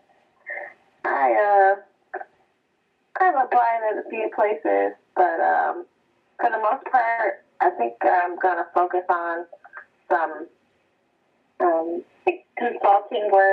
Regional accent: Oak Park, Michigan, United States; I am from Oak Park, Michigan. It's a little town bordering like Detroit, across 8 miles, and south

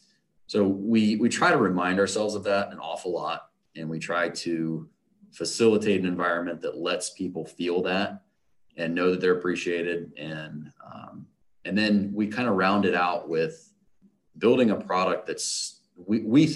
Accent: Ohio, United States; also born or lived in Florida; I've been in Ohio or near Ohio for most of my life

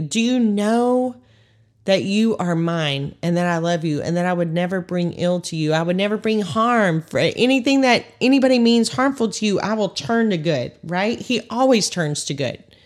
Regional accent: Texas, United States; 'Cause we're from Texas, right? I'm from Texas

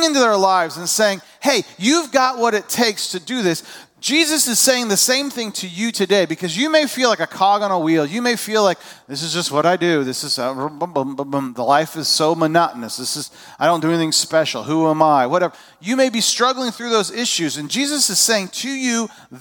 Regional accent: Indiana, United States; moved away as an adult; also born or lived in California / Georgia; now in Illinois, United States; I was born in California. I grew up in my early years were in southern Indiana. I went to high school in northern Indiana.

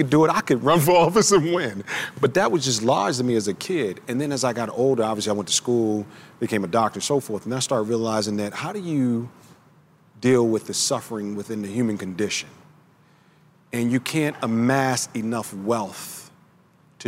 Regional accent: Baltimore, Maryland, United States; I grew up in Baltimore, Maryland.

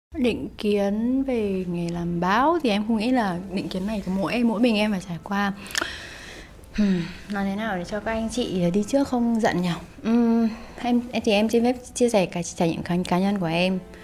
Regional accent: Hanoi, Vietnam; first language Vietnamese; quê mình ở Hà Nội

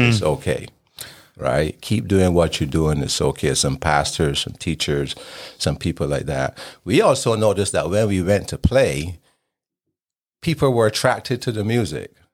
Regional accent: Barbados; moved away as an adult; also born or lived in Idaho / Utah; I was born in Barbados in the Caribbean, and I grew up there until I left to go to college at the age of nineteen

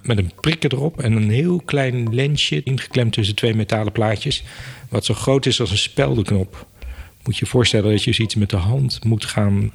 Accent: Apeldoorn, Gelderland, Netherlands; also born or lived in Enschede; In Apeldoorn ben ik opgegroeid. Ik eh, ben geboren in Enschede, dus ik ben een tukker. Maar eh, opgegroeid in Apeldoorn. Vanaf vier jaar heb ik in Apeldoorn gewoond.

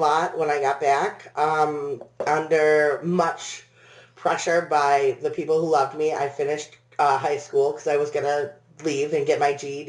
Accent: Haslett, Michigan, United States; also born or lived in England / Flint, Michigan / Lansing, Michigan / Williamston, Michigan; Yeah, I grew up in Haslett, Michigan, which is upper middle class, very, very boring.

